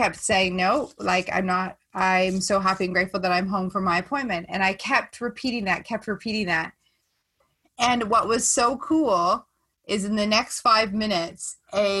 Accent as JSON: {"language": "English", "town": "Stratford", "region": "Ontario", "country": "Canada", "tie": "born or raised there", "said": "my hometown in Stratford"}